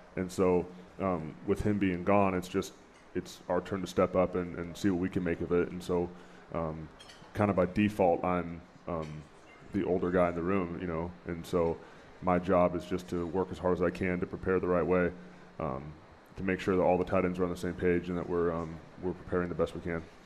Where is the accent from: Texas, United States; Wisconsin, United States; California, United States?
California, United States; Chico; moved away; I grew up in Northern California in a little town called Chico